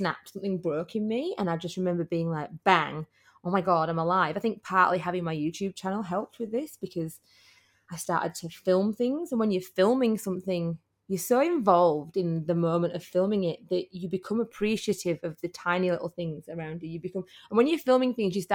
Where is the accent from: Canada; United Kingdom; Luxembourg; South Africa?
United Kingdom; Yorkshire and the Humber; I'm from Yorkshire